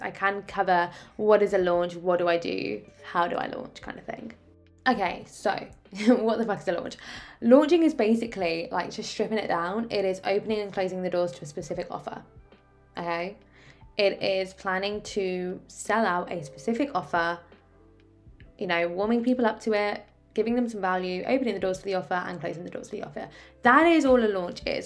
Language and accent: English; Oxford, South East England, United Kingdom; also born or lived in Ascot; I'm originally from Oxford.